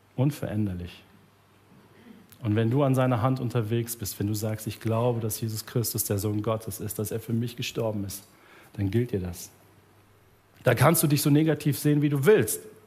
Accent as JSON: {"language": "German", "country": "Germany", "said": "als Deutsche"}